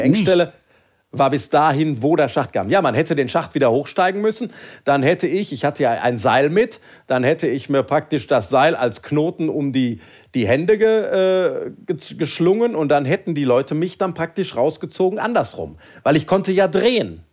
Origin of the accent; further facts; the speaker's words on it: Sauerland, North Rhine-Westphalia, Germany; wir sind ja als Sauerländer dann eher so, ja, ich sag mal, für uns sind ja Berge schon mindestens 400 Meter hoch